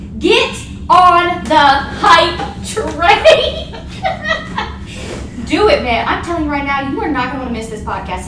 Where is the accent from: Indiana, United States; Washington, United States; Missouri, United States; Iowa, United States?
Indiana, United States; Kokomo; also born or lived in Lafayette, Indiana; I was born in Lafayette, and then I was raised here in Kokomoko